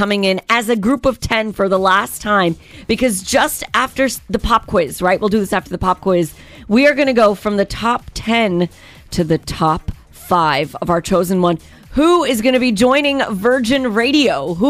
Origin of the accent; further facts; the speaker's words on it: United States; an American